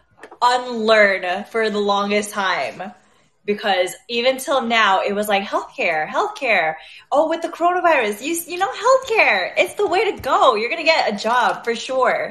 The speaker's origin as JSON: {"language": "English", "town": "Anaheim", "region": "California", "country": "United States", "said": "I'm from Anaheim"}